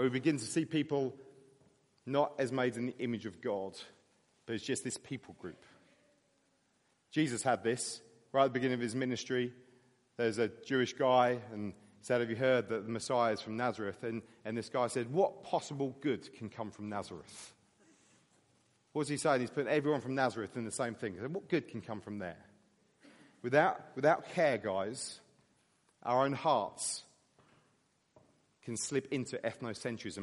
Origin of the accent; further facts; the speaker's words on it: United Kingdom; I'm grateful for being British